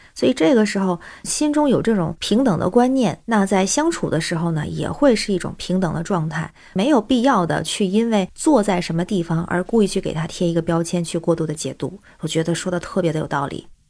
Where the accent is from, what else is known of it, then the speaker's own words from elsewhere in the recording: Tianjin, China; now in Beijing, China; 我是天津人，现在北京